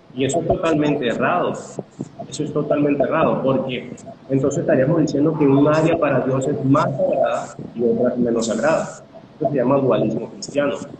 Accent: Caracas, Capital District, Venezuela; soy de Caracas, Venezuela

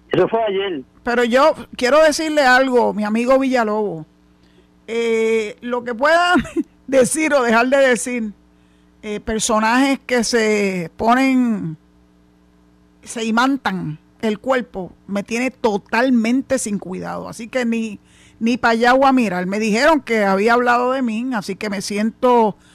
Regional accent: Ciales, Puerto Rico; De Ciales, exactamente.

